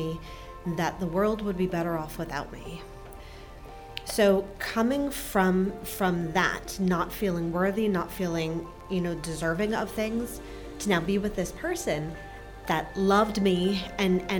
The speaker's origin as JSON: {"language": "English", "region": "New Jersey", "country": "United States", "tie": "born or raised there", "moved": "yes", "lives_now": "Frederick, United States", "said": "So I grew up in New Jersey with mom, dad, and a brother."}